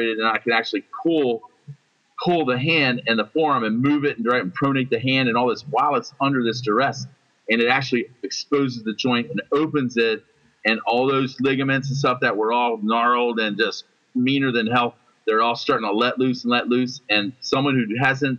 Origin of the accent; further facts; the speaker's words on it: United States; I'm an American